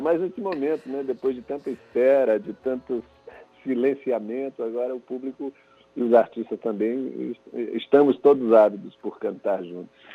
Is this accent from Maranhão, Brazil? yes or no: yes; São Luís, Maranhão, Brazil; eu sou de São Luís